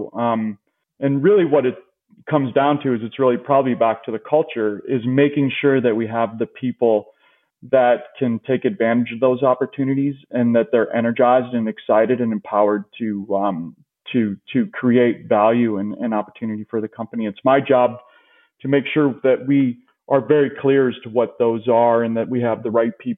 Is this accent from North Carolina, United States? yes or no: no; Indiana, United States; moved away as an adult; now in Chicago, United States; I moved there from Indiana almost right out of college.